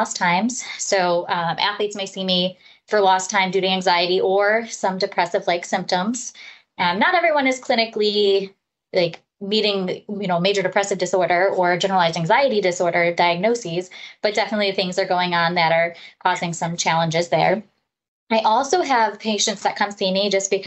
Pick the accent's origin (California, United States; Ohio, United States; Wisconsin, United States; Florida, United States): Ohio, United States; Parma; also born or lived in Houston, Texas; I grew up in the Northeast Ohio area, up in the Parma area, actually, where I went through school.